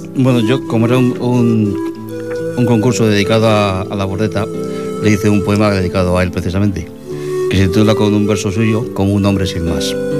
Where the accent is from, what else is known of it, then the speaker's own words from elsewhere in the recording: Castile, Spain; now in Sabadell, Spain; Una infancia pequeña y castellana. Un día abandoné el pueblo y dejé en él olvidada mi historia. Bueno, esto es porque soy castellano